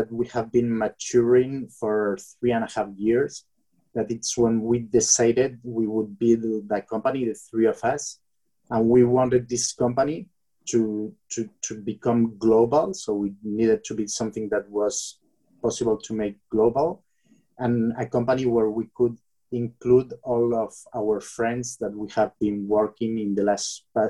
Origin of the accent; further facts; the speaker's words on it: Bilbao, Basque Country, Spain; I come from Bilbao, which is north of Spain, and very close to the borderline with France.